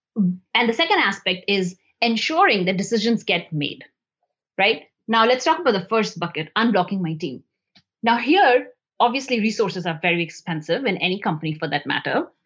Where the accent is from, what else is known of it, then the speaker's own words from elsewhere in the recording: India; moved away as an adult; also born or lived in New Delhi, India; I grew up in India